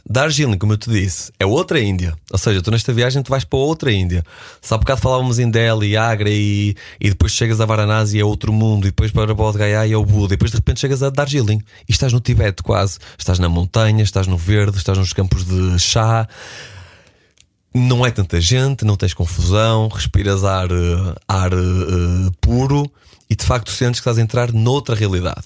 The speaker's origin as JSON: {"language": "Portuguese", "town": "Porto", "region": "Norte", "country": "Portugal", "tie": "born or raised there", "moved": "yes", "lives_now": "Lisbon, Portugal", "said": "à cidade onde eu nasci, o Porto, hoje à cidade onde eu moro, Lisboa"}